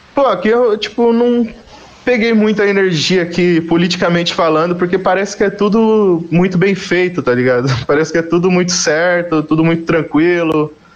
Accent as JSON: {"language": "Portuguese", "town": "Carapicuíba", "region": "São Paulo", "country": "Brazil", "also_born_or_lived": "Osasco", "moved": "yes", "said": "Eu sou de Carapicuíba"}